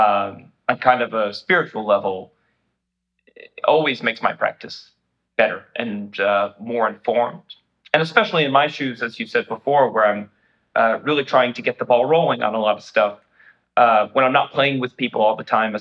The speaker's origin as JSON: {"language": "English", "region": "New Jersey", "country": "United States", "said": "I'm from New Jersey"}